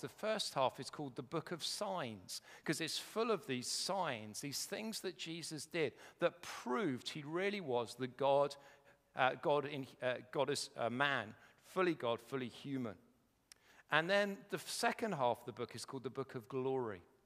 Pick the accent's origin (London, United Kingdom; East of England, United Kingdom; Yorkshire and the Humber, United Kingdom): East of England, United Kingdom; Welwyn Garden City; I come from Welling Garden City